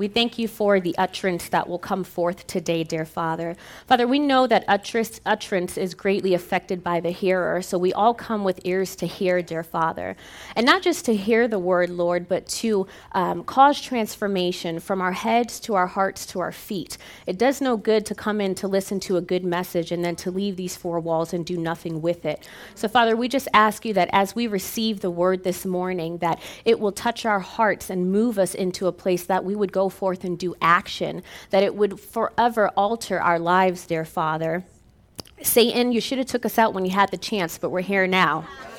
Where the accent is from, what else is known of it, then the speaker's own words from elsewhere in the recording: New York, United States; now in Arizona, United States; I'm from New York. And so when I moved to Arizona, they basically had to retrain me how to speak, because I would say things like talk and coffee and chocolates